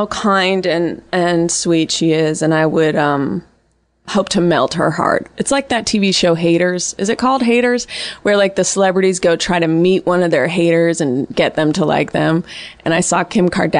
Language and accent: English; Bay Area, California, United States; I was raised in the Bay Area